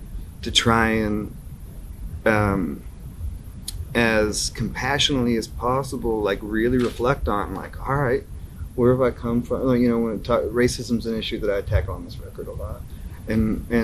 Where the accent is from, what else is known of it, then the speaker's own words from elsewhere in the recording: North Carolina, United States; now in Knoxville, United States; I grew up in North Carolina